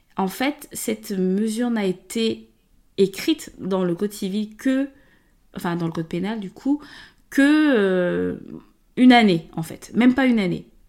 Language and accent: French; Gabon; moved away as an adult; now in France; donc moi, je suis née et grandie au Gabon. Euh, et je suis venue en France, je suis arrivée en 2007